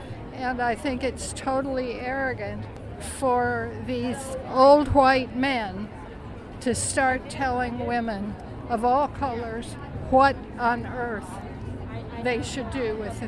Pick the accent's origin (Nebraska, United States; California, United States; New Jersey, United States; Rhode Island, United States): New Jersey, United States; I'm from New Jersey.